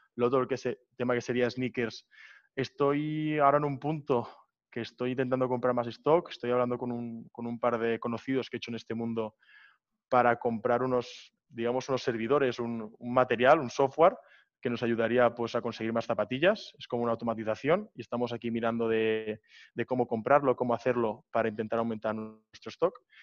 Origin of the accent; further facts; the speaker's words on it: Barcelona, Catalonia, Spain; moved away as an adult; now in Prague, Czech Republic; yo tengo 21 años, soy de Barcelona